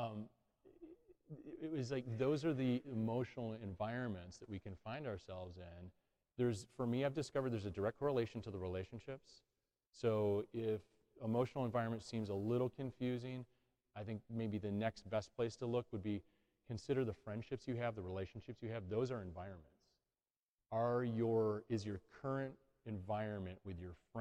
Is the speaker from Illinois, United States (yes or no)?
yes; Chicago, Illinois, United States; moved away as an adult; also born or lived in Metro Detroit; now in Detroit, United States; I grew up in Chicago.